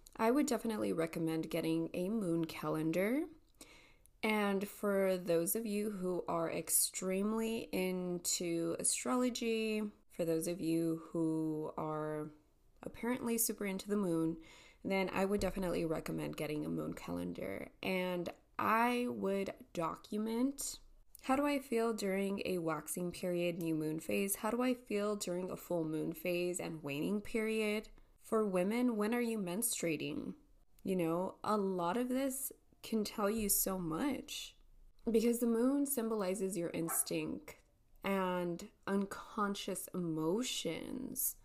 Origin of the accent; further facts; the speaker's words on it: El Paso, Texas, United States; It is 8.40 a.m. here, here in El Paso, Texas.